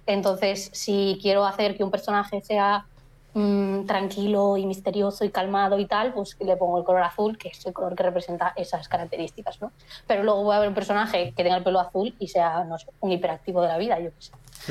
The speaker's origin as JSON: {"language": "Spanish", "region": "Galicia", "country": "Spain"}